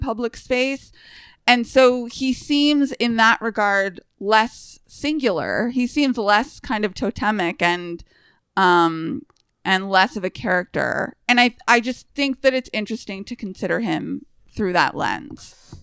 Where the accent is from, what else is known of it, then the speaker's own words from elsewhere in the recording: United States; as an American